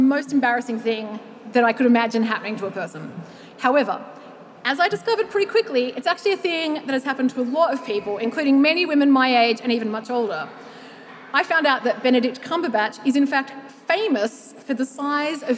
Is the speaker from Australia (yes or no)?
yes; Australia; as an Australian woman aged 35 to 44